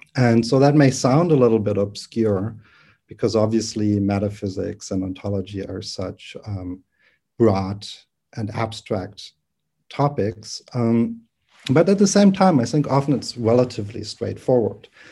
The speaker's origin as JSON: {"language": "English", "region": "Berlin", "country": "Germany", "also_born_or_lived": "United States", "second_language": "English", "moved": "as an adult", "said": "I'm originally from Berlin, from Germany. I'm not a native English speaker."}